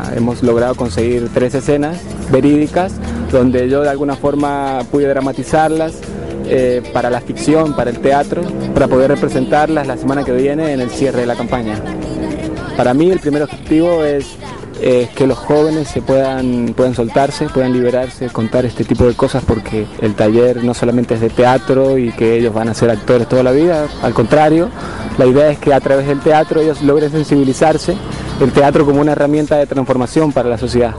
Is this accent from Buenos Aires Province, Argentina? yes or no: no; Mendoza, Argentina; now in Quito, Ecuador; soy de Argentina, de la provincia de Mendoza, vivo en Quito